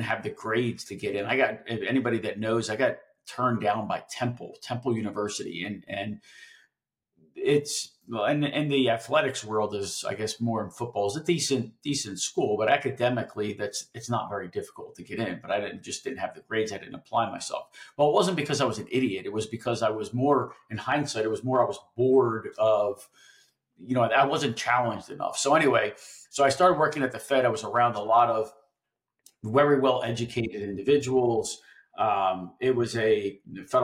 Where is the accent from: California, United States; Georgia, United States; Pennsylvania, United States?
Pennsylvania, United States; Philadelphia; I grew up in Philadelphia and I went to South Philadelphia High School